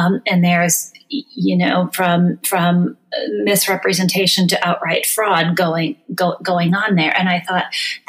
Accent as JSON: {"language": "English", "region": "northern Minnesota", "country": "United States", "tie": "born or raised there", "moved": "yes", "lives_now": "Chicago, United States", "said": "I grew up in a mining town in northern Minnesota"}